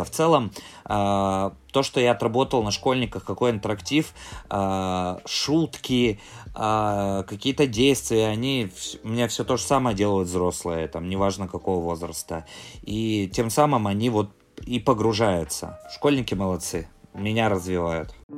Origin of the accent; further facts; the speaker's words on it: Sysert, Sverdlovsk Oblast, Russia; also born or lived in near Moscow (born); Я родился в ста километрах от Москвы. У меня в девяносто шестом году семья переехала на Урал